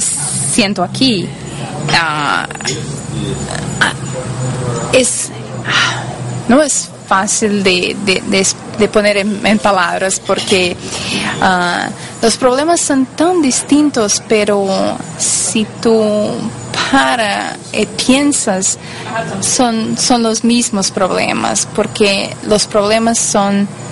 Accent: Brazil; accent: Brazilian; Spanish is a second language; now in United States; yo soy de Brasil, eh, por eso mi español no es la, mejor cosa del mundo

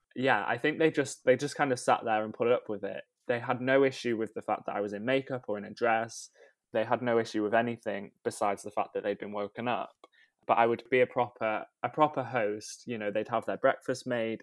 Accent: Rhyl, Wales, United Kingdom; I grew up in North Wales, uh, in a town called Rhyl

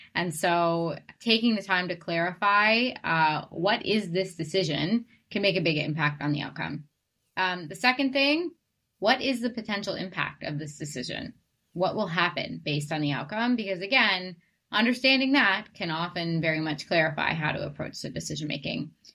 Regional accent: Boston, Massachusetts, United States; moved away; I'm from Boston originally

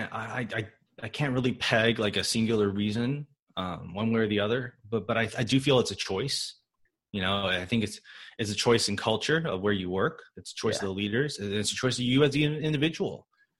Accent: Michigan, United States; born there; I was born in Michigan. Okay. Born in Midwest. Yeah. I'm a Gen 1, I think they call it, American.

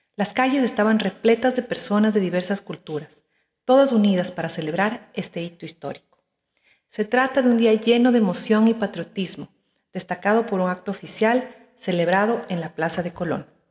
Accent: Ecuador; moved away as an adult; now in Madrid, Spain; Soy ecuatoriana y hace apenas un mes que mi familia y yo nos establecimos en esta maravillosa ciudad.

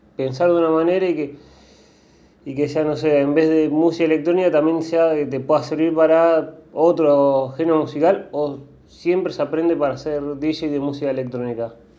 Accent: Rosario, Santa Fe, Argentina; yo soy rosarino

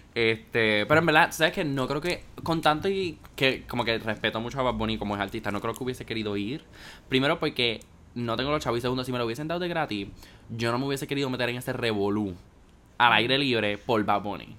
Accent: Puerto Rico; nosotros cogemos clases de inglés acá en Puerto Rico

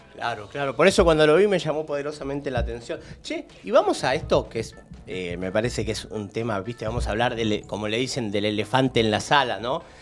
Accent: Lanús, Buenos Aires Province, Argentina; yo soy de Lanús

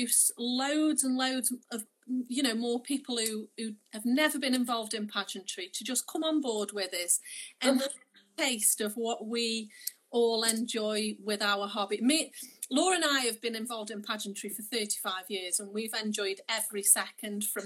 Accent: Stoke-on-Trent, West Midlands, United Kingdom; I'm from Stoke

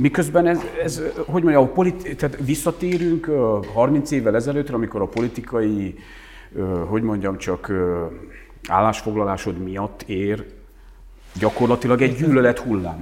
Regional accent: Transylvania, Romania; now in Hungary; otthon azért megkaptuk jó néhányszor, hogy Bozgór

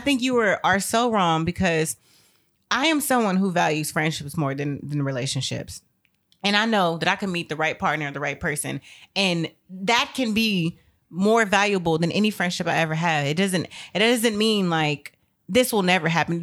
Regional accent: United States; also born or lived in Texas; as an American

